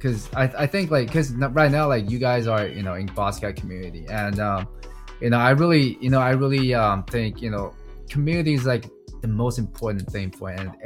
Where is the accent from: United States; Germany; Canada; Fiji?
Canada; Vancouver, British Columbia; I grew up in Canada and, you know, like I live in Vancouver